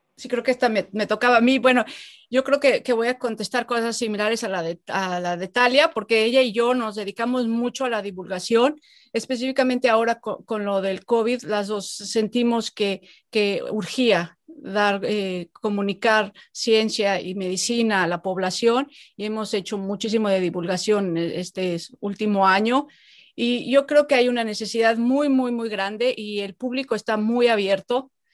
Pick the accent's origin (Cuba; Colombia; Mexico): Mexico; moved away as an adult; yo hace muchos años me fui de México